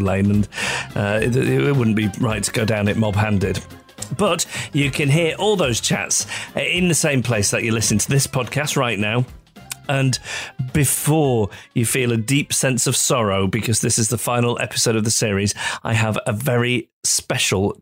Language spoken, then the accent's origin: English; Macclesfield, North West England, United Kingdom; also born or lived in Withington, Manchester; My hometown from about 6 weeks old is Macclesfield, which is about 20 miles south of Manchester.